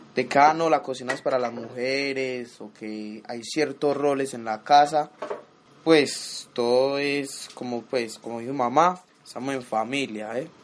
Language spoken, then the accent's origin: Spanish; Antioquia, Colombia; born or raised there; also born or lived in Chocó (ancestry)